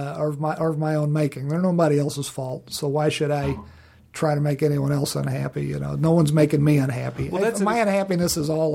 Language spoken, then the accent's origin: English; Virginia, United States; moved away; Living back in Virginia, and my home state of Virginia, which was great living in Virginia